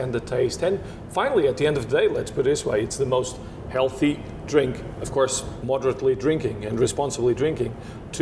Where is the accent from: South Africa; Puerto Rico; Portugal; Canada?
Portugal; Bairrada region, Centro; English is a second language; moved away as an adult; also born or lived in Douro Valley, Portugal; I'm from the Bairrada region, so I grew up in the Bairrada region, which is in the center of Portugal, close to Coimbra